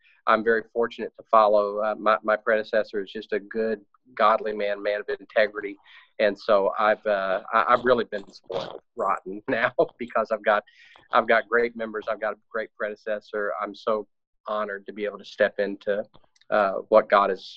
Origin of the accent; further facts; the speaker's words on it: Dallas, Texas, United States; also born or lived in Houston, Texas; now in Corsicana, United States; originally I'm from Dallas, but I've been in Houston for the last 20 years